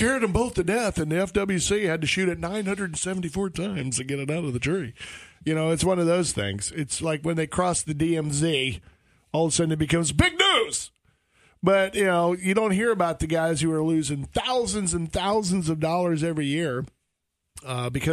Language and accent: English; South Georgia, United States; I'm from South Georgia